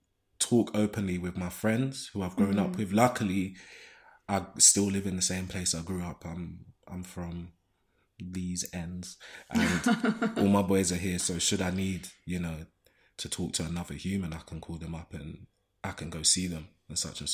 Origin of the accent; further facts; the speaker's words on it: London, United Kingdom; And then there's a flip side of growing up in Zone 1 in Shoreditch in Old Street.